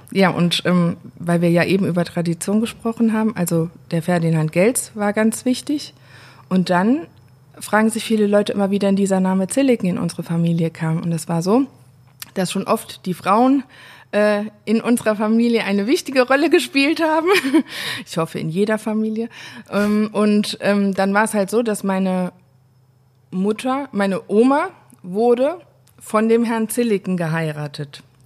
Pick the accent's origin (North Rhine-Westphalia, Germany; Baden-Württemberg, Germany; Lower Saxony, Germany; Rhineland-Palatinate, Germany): Rhineland-Palatinate, Germany; Saar; Es ist Saar, aber nicht im Saarland